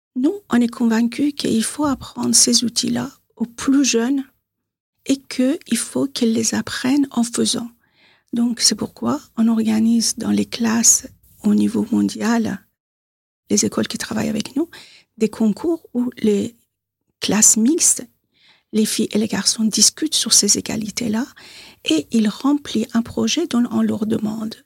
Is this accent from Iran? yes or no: yes; Tehran, Tehran Province, Iran; French is a second language; moved away as an adult; now in Bois-d'Arcy, France; je suis née à Téhéran, en Iran. Je suis franco-iranienne, j'habite à Bois d'Arcy, dans les Yvelines. Je suis en France depuis 44 ans